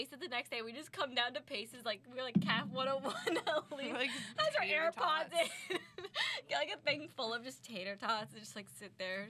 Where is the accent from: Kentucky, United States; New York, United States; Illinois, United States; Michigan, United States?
New York, United States; Long Island; I'm from Long Island.